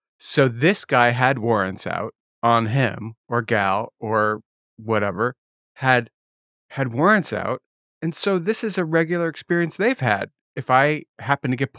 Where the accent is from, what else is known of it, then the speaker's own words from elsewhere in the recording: Connecticut, United States; I'm from Connecticut